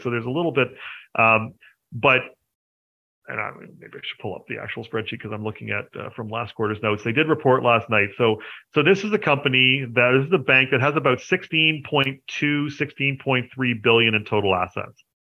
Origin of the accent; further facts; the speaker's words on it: Canada; I am a Canadian uh, which you know I suppose you should probably have figured that out since I run Hidden Gems Canada